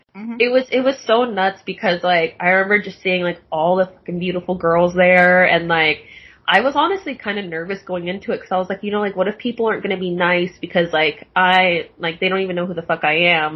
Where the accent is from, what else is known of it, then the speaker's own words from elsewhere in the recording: Tacoma, Washington, United States; moved away as an adult; now in Los Angeles, United States; I'm from Tacoma, Washington